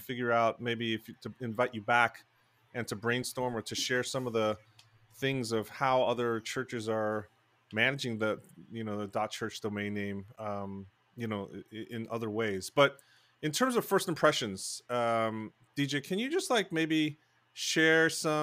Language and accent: English; New Jersey, United States; This is my home state, gateway.org, New Jersey